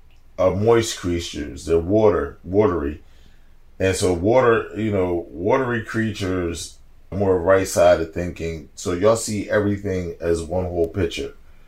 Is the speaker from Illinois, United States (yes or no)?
no; Los Angeles, California, United States; Yeah. Where you from? I'm from Cali.